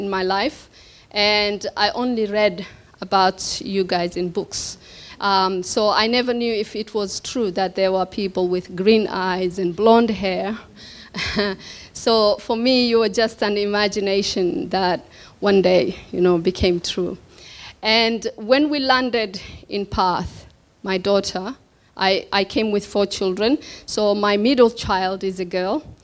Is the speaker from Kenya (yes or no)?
yes; Kenya; moved away as an adult; also born or lived in Somalia / Mogadishu, Somalia / Brighton, Melbourne, Australia; now in Melbourne, Australia; Kenya was my hometown, was my country. I lived in Kenya and had gone back to Somalia and married there